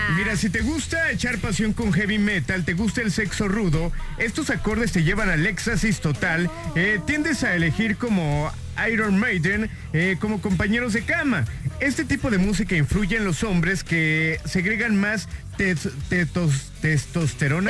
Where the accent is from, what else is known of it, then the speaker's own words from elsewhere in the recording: Hidalgo, Mexico; yo soy de allá, de Coctepec algo